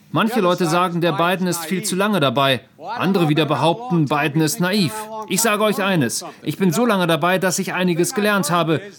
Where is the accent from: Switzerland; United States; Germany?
United States; German is a second language; Und dadurch werden, äh, werden wir die Wahl als Amerikaner verlieren.